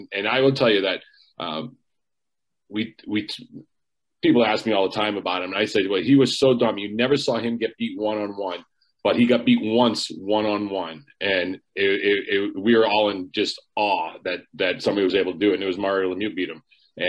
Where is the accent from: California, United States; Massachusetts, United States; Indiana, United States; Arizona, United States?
Massachusetts, United States; Boston; And so I grew up in the Boston area.